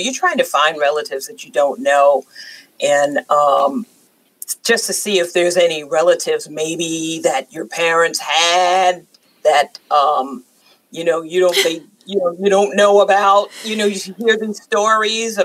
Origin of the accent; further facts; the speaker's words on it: New York, United States; now in the South, United States; I was born and raised in New York